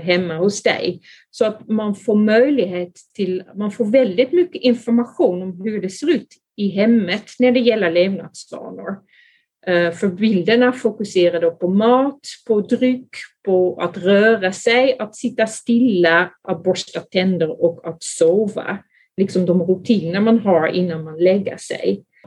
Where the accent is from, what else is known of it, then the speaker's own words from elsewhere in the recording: Netherlands; Swedish is a second language; moved away as an adult; also born or lived in Skåne, Sweden; now in Sweden; Jag är från Holland, men eh, där har jag då blivit utbildad som barnläkare, men sen kom jag då till Sverige